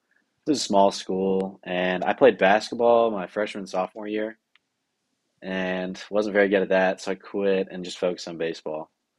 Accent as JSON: {"language": "English", "town": "Nashville", "region": "Tennessee", "country": "United States", "tie": "born or raised there", "said": "I was born in Nashville"}